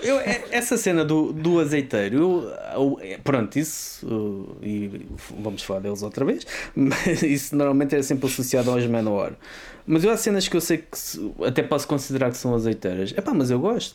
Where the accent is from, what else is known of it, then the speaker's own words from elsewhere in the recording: Vala do Carregado, Lisbon, Portugal; eu sou da Vala do Carregado